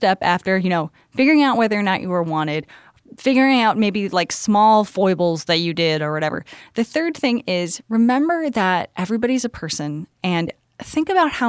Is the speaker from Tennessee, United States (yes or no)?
yes; Tennessee, United States; no, I talk about the fact that I'm from Tennessee constantly.